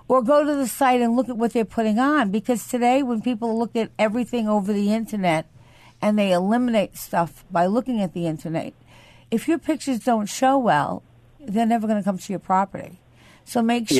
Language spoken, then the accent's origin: English; Syosset, New York, United States; Syosset, which is my hometown